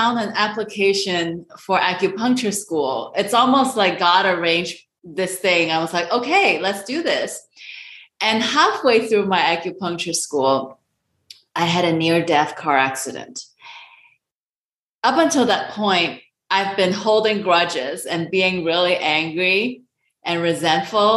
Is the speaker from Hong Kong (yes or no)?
yes; Hong Kong; moved away; So I am an Asian immigrant. I'm originally from Hong Kong